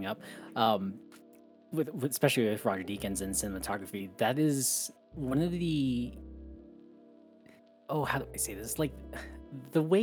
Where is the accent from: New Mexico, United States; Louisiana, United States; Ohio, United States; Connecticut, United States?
New Mexico, United States; Growing up in New Mexico, like there's desert all around